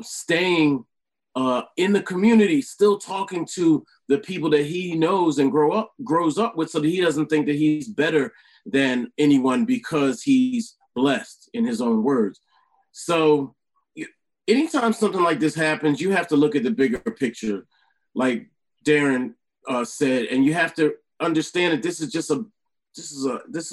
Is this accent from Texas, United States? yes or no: no; Delaware, United States; in my hometown where I'm originally from, Delaware